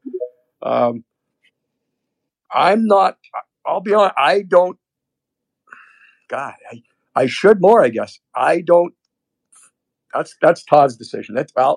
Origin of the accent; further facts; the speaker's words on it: Canada; moved away; for a Canadian, I have dual now citizenship, but growing up in Canada